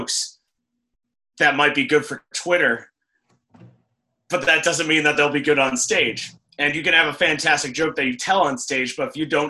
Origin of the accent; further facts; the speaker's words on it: Cape Cod, Massachusetts, United States; how small my hometown is